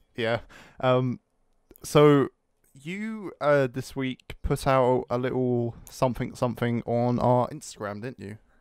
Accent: United Kingdom; I'm British

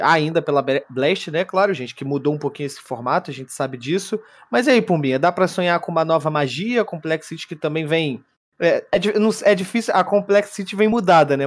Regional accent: Brazil; eu sou brasileiro

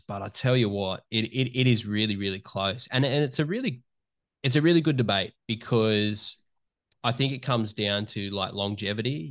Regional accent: Newcastle, New South Wales, Australia; I'm a kid from Newcastle Hunter Valley area that just grew up

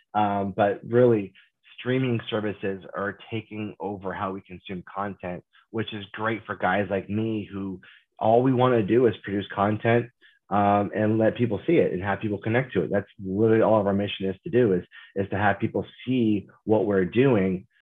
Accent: Kansas, United States; moved away as an adult; growing up in Kansas, there's no film industry

